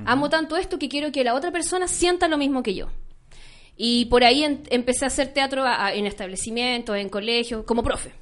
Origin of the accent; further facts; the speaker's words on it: Chuquicamata, Antofagasta, Chile; now in La Serena, Chile; Yo, yo nací en Chuquicamata